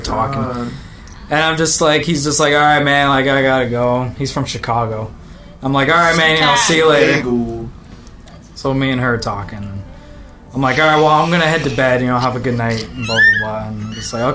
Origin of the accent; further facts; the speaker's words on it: Canada; I'm from Canada